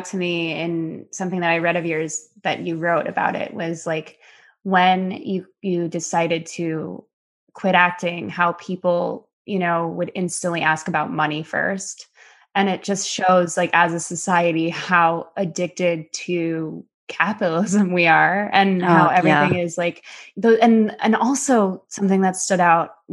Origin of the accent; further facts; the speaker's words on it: Chicago, Illinois, United States; also born or lived in New York City, United States; now in Los Angeles, United States; I'm from Chicago, but worked in New York when I was a kid.